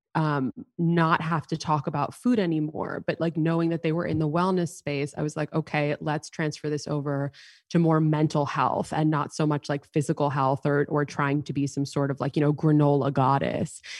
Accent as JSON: {"language": "English", "town": "New York City", "region": "New York", "country": "United States", "tie": "born or raised there", "said": "growing up in New York City, I was in high school"}